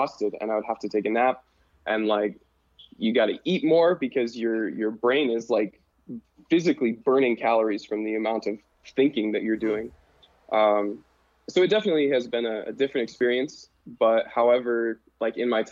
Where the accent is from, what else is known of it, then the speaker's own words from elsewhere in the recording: Butte, Montana, United States; moved away as an adult; now in Cairo, Egypt; So I was born and raised in Butte, lived in Butte, Montana my whole life